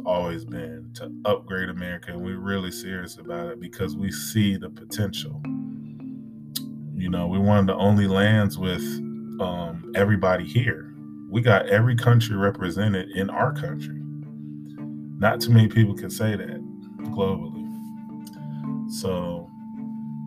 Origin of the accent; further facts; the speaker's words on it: United States; being an American myself